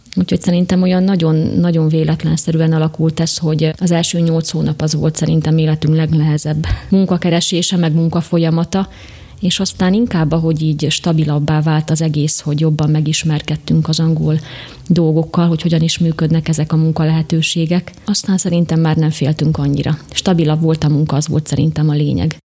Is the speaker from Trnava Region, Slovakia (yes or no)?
no; Véke, Košice Region, Slovakia; moved away as an adult; also born or lived in Warrington, United Kingdom; now in Nagygéres, Slovakia; Én Vékéről származom